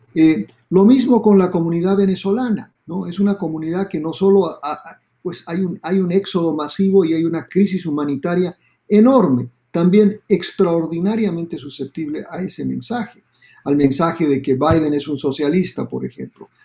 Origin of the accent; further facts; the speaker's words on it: Bolivia; now in Miami, United States; yo soy boliviano y en Bolivia decíamos